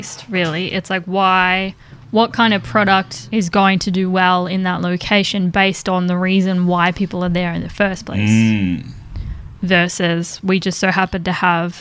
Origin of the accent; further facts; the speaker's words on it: Geelong, Victoria, Australia; I grew up in Geelong